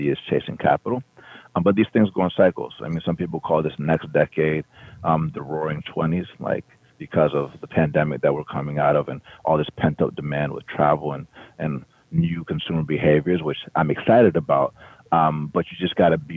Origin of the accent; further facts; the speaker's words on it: Atlanta, Georgia, United States; I grew up in Atlanta, Georgia